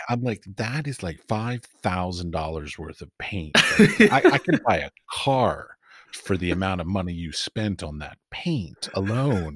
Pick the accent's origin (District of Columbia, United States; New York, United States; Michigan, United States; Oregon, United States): District of Columbia, United States; Washington; moved away; also born or lived in London / San Francisco; I grew up in Washington, D.C.